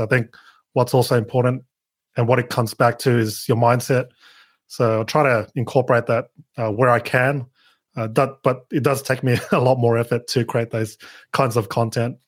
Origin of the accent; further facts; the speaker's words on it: Sydney, New South Wales, Australia; I'm from Down Under, Sydney, Australia